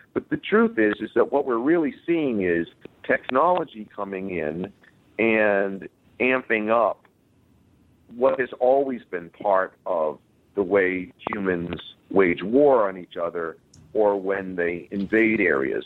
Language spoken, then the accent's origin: English; United States; growing up in the United States